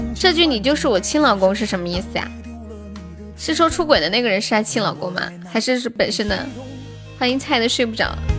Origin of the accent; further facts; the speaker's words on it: China; 我们中国人有存钱的意识